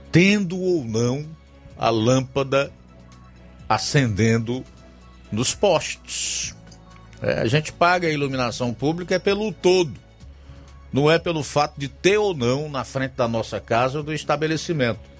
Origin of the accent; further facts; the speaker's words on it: Cacimba Nova, Brazil; sou da Cacimba Nova.